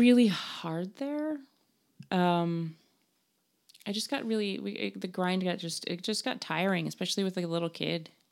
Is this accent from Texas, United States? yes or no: no; Denver, Colorado, United States; moved away; also born or lived in New York; I was born in Denver, I grew up in New York